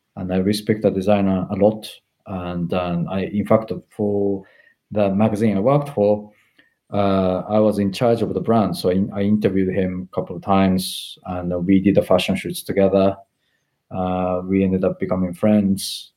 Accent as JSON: {"language": "English", "country": "Japan", "also_born_or_lived": "Tokyo", "second_language": "English", "moved": "as an adult", "lives_now": "London, United Kingdom", "said": "I come from Japan"}